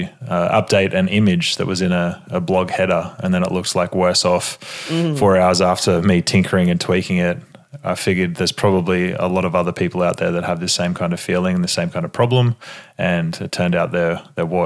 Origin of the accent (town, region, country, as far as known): Australia; accent: Australian